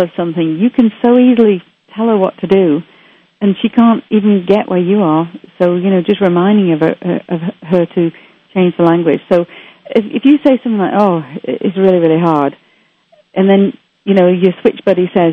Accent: Manchester, North West England, United Kingdom; now in Canada; I was brought up in Manchester, England

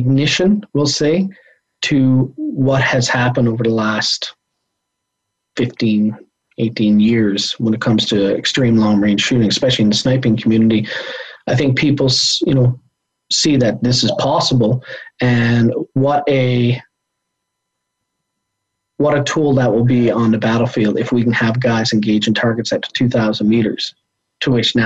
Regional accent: Canada; as a Canadian

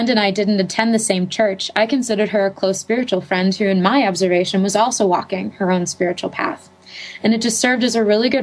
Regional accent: Pittsburgh, Pennsylvania, United States; I'm from Pittsburgh, Pennsylvania

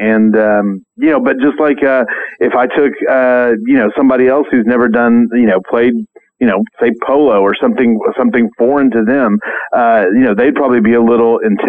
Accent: Oklahoma, United States; We did noodling here in my home state of Oklahoma.

